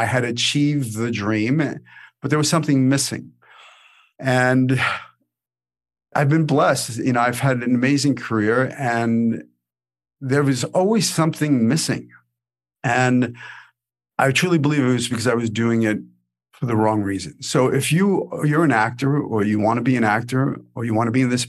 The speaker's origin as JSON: {"language": "English", "town": "New York City", "region": "New York", "country": "United States", "tie": "born or raised there", "said": "I grew up in Brooklyn in the 80s, you know, the 70s and the 80s"}